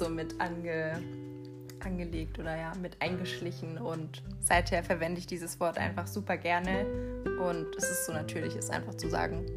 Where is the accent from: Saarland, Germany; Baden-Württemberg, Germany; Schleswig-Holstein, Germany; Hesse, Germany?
Baden-Württemberg, Germany; Haltingen; moved away as an adult; now in Mannheim, Germany; ich komme aus, eigentlich aus Haltingen in der Nähe von, von Lörrach oder Weil am Rhein